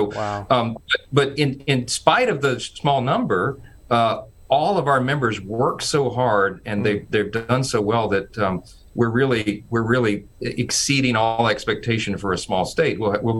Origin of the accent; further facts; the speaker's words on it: Shreveport, Louisiana, United States; I grew up in Shreveport